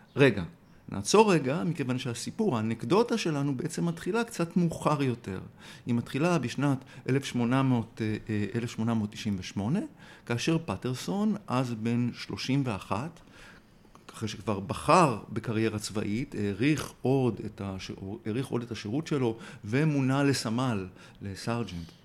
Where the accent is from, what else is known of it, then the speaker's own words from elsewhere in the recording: Tel Aviv, Tel Aviv District, Israel; כתל אביבי צעיר